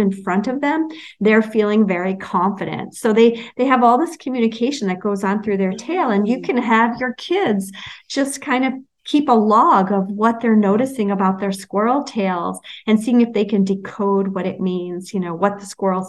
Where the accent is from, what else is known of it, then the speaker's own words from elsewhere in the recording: New York City, New York, United States; where I grew up in Brooklyn